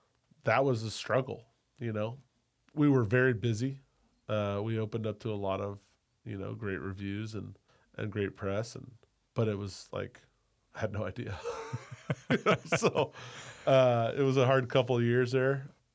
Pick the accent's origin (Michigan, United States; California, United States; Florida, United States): California, United States; Sacramento; born or raised there; moved away as an adult; also born or lived in Cleveland / Napa